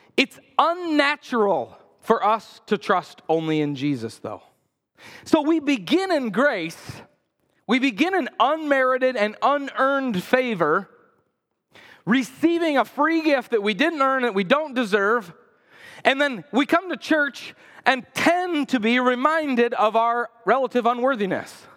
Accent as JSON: {"language": "English", "country": "United States", "said": "as American Christians"}